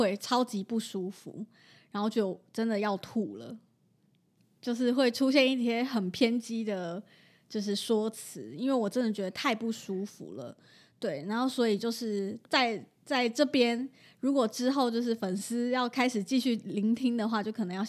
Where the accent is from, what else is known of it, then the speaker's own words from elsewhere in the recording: Taiwan; 我也没办法，我是台湾人，好吧？